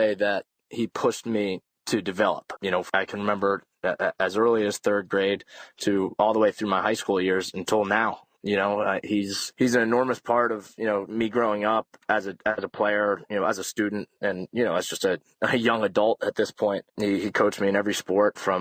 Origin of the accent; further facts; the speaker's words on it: East Meadow, New York, United States; I'm from East Meadow, New York, which is in Nassau County